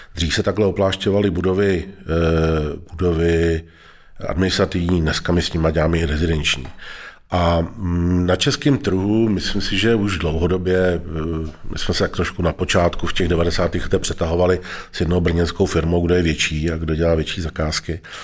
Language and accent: Czech; Most, Ústí nad Labem Region, Czechia; tam, kde jsem vyrůstal v Mostě